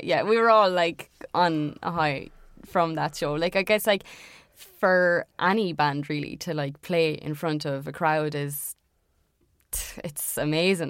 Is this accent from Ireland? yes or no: yes; Ireland; accent: Irish; for being Irish